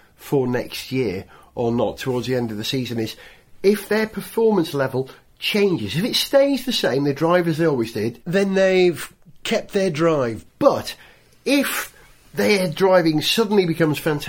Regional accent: Holywell, Wales, United Kingdom; my hometown, Hollywell in North Wales

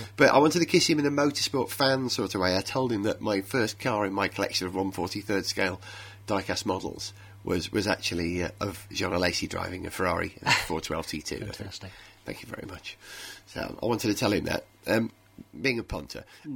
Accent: Wales, United Kingdom; I'm a Welshman

